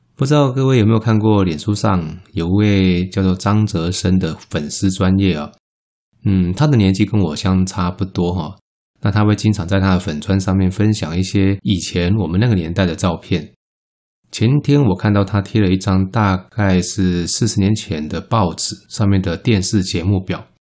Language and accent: Chinese; Taiwan; 我们台湾话